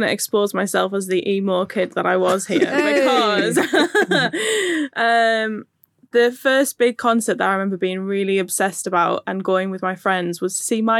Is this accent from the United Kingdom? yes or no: yes; Middlesbrough, North East England, United Kingdom; I'm from Middlesbrough